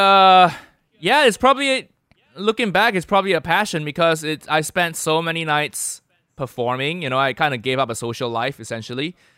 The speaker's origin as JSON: {"language": "English", "country": "Malaysia", "moved": "yes", "lives_now": "United Kingdom", "said": "I'm Malaysian"}